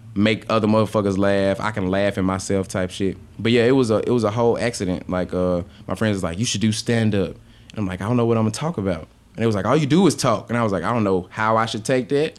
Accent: Memphis, Tennessee, United States; I'm from Memphis

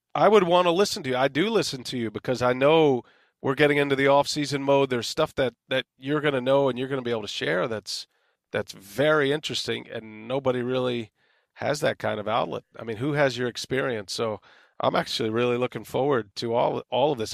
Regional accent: San Antonio, Texas, United States; born or raised there; moved away as an adult

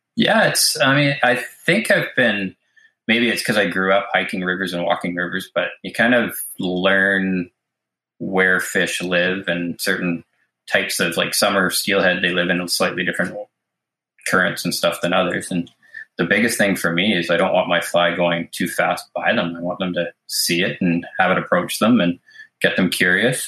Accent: Mission, British Columbia, Canada; I was born in Mission, British Columbia, and grew up here

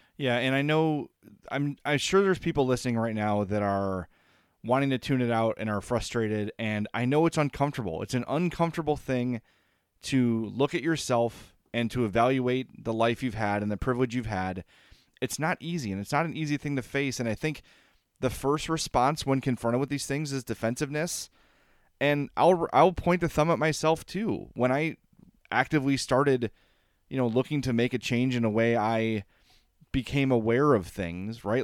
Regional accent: Oakland, California, United States; I grew up in Oakland.

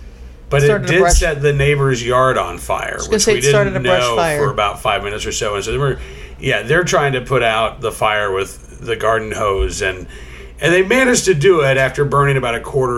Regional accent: Oklahoma City, Oklahoma, United States; growing up in Oklahoma, I mean, I grew up in South Oklahoma City, and it may have been illegal, but we were probably like 2 miles from the city line.

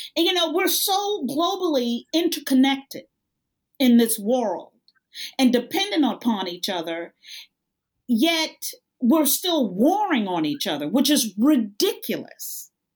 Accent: United States; as an American

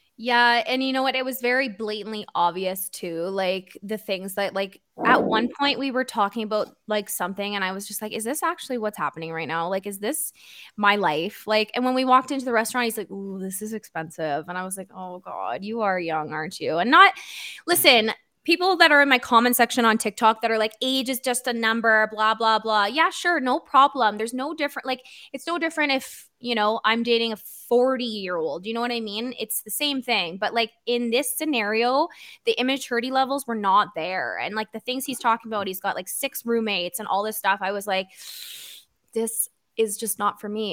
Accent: Niagara Falls, Ontario, Canada; moved away; we're both from Niagara Falls

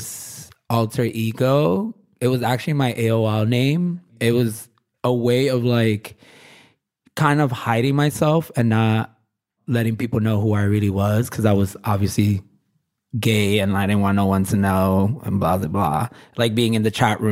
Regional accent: New York City, New York, United States; I'm born and raised in Williamsburg

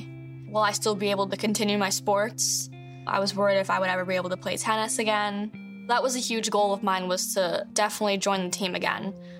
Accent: Oxford, Michigan, United States; I'm a survivor of the Oxford High School shooting. I grew up in Oxford, Michigan

